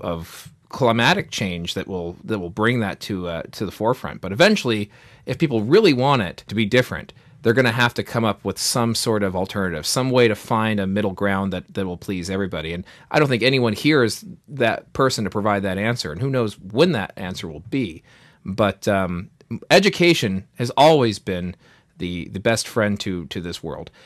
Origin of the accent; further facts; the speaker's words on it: United States; our pride as being Americans